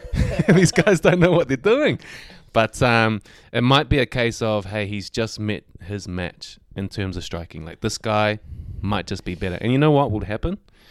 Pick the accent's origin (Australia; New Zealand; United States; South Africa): New Zealand; as a Kiwi